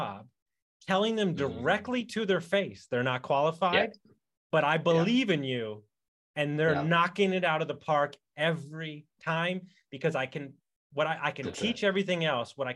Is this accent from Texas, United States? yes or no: yes; Texas, United States; I'm from Texas.